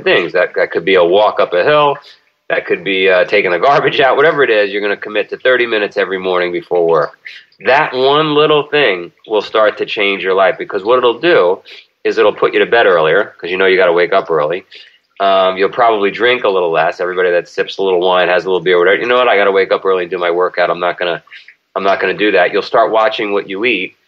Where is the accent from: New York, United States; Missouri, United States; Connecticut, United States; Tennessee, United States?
New York, United States; New York City; I grew up in Queens, and the neighborhood I grew up in was organized crime capital of the world.